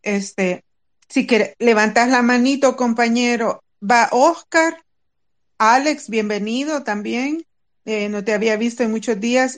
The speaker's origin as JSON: {"language": "Spanish", "country": "El Salvador", "said": "Aquí somos salvadoreños"}